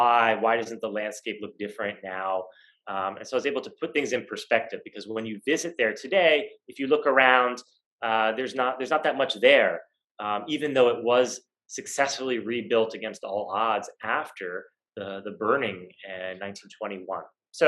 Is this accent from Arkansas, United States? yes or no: no; New York, United States; now in Oklahoma, United States; because I am not Black and I am not from Oklahoma. So a New Yorker